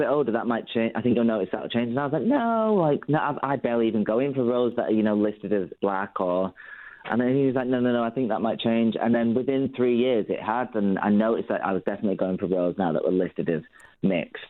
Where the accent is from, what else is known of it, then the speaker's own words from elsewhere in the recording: United Kingdom; I'm a British Ghanaian